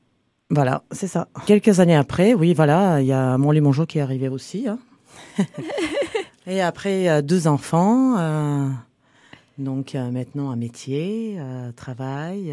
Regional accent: Varna, Varna Province, Bulgaria; French is a second language; moved away as an adult; now in France; je viens de Bulgarie, une ville qui s'appelle Varna, la mer Noire.

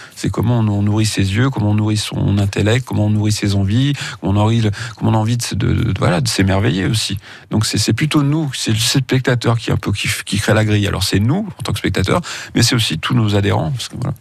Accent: Feurs, Auvergne-Rhône-Alpes, France; je suis né à Feur, donc euh, ça se limitait entre le cinéma-théâtre, le cinéma familial et le vidéoclub

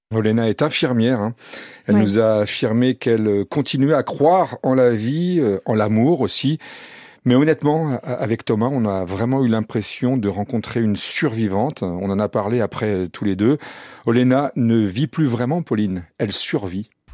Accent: France; on était français

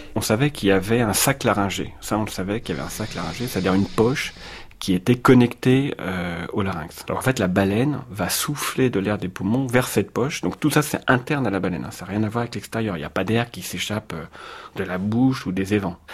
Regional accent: Paris, Île-de-France, France; je suis parisien

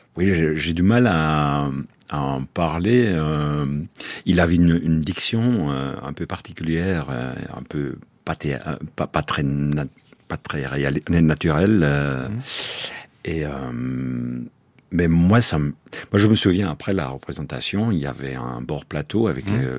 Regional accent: Brussels, Brussels-Capital Region, Belgium; chez nous à Bruxelles.

